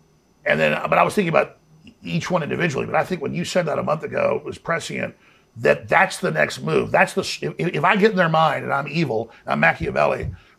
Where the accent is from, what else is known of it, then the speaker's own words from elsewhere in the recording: Dallas, Texas, United States; growing up in Dallas was pretty rough